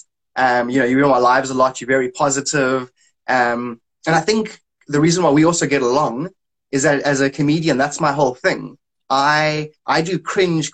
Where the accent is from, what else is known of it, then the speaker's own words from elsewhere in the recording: South Africa; I'm from South Africa